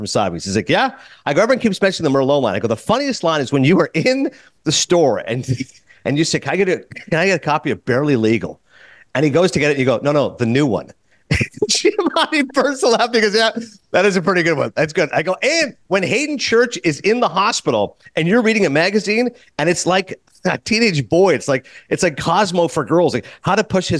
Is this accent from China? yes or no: no; Kingston, Ontario, Canada; moved away; I grew up in Kingston.